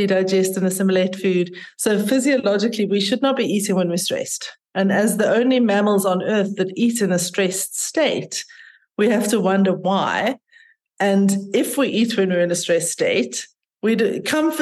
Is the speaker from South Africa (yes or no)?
yes; South Africa; also born or lived in North of England / London; I grew up here in South Africa and had a very, very privileged, lucky childhood and life